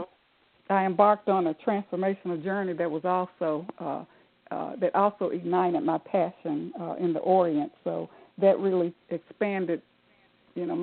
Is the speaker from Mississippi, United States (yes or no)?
yes; Jackson, Mississippi, United States; I'm from Jackson, Mississippi